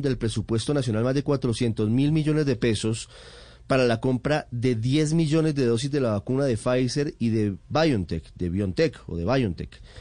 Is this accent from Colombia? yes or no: yes; Colombia